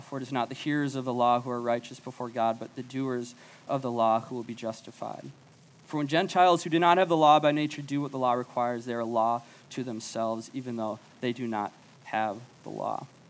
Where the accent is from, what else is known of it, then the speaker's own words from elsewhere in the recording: Chaska, Minnesota, United States; moved away as an adult; now in Ames, United States; I grew up in Chaska